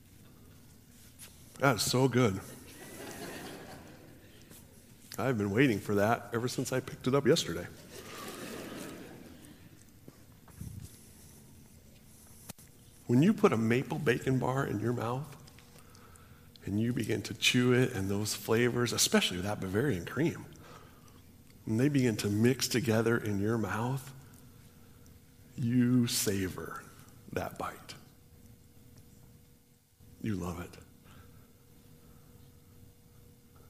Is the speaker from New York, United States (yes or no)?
no; Washington, United States; also born or lived in California; We moved when I was in fourth grade, and I remember when we moved to Washington